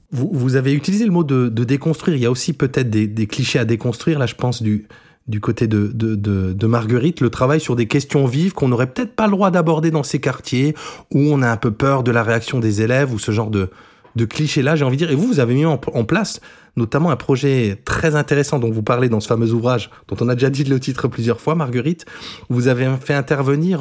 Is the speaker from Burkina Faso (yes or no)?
no; Moselle, Grand Est, France; accent: mosellan; notre accent mosellan, parce que j'espère que vous ne l'entendez pas trop, mais moi je viens de Moselle